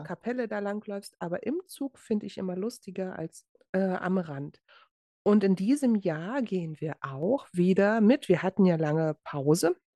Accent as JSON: {"language": "German", "region": "Berlin", "country": "Germany", "tie": "born or raised there", "moved": "yes", "said": "wir sind ja beide in Berlin geboren"}